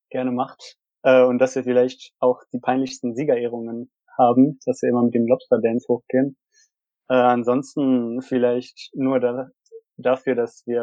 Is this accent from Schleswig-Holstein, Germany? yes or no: no; Aachen, North Rhine-Westphalia, Germany; auch mal ein bisschen als, als Community, als Aachener